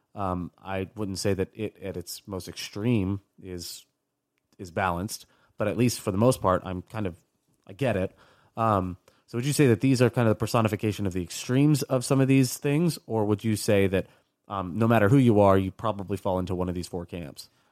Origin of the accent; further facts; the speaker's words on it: United States; I was born in the States, never been over there, never spoken Spanish, but, like, my family is Cuban.